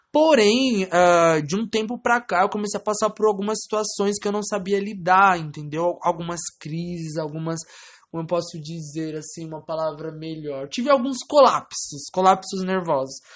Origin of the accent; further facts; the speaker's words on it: Francisco Morato, São Paulo, Brazil; Eu nasci em Francisco Morato, São Paulo, na, no Hospital da Santa Casa de Misericórdia